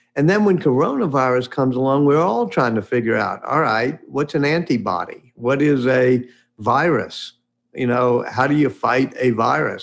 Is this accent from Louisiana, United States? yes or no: yes; New Orleans, Louisiana, United States; I'm here in New Orleans now. My hometown, grew up right near where Louis Armstrong grew up in central city of New Orleans.